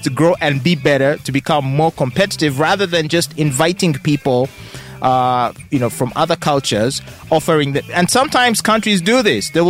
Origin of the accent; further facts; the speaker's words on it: Japan; born there; Okay, so I was born in Japan. Mm-hmm. Uh, but I do not have citizenship.